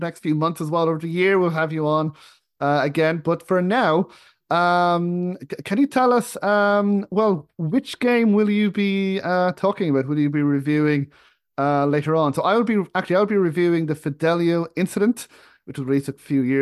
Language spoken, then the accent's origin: English; Ireland; moved away; my home where I grew up in Ireland